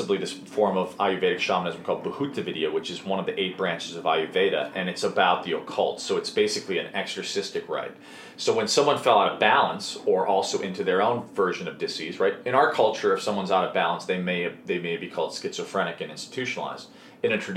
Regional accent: Chicago, Illinois, United States; where I grew up in Chicago

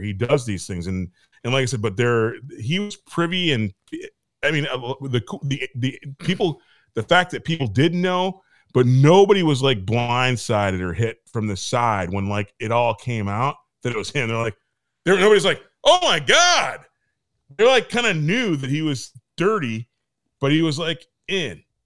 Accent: Michigan, United States; moved away; I came from Michigan

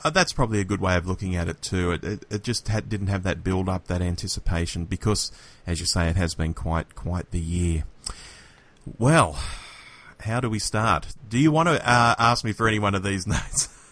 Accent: Sydney, New South Wales, Australia; growing up in Australia

